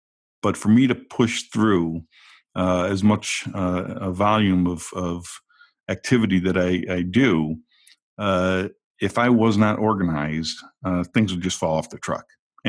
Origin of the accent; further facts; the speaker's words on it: upstate New York, United States; moved away as an adult; now in Frankfurt, Germany; I was born and raised in upstate New York